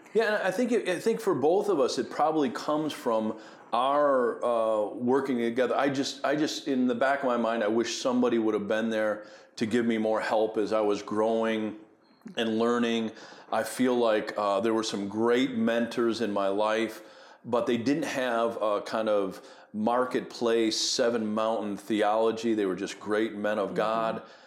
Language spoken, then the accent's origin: English; Buffalo, New York, United States; I grew up in Buffalo, New York